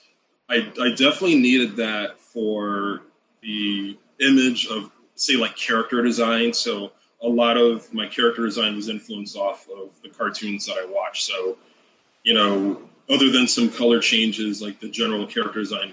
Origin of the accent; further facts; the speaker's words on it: Hawaii, United States; I grew up in Hawaii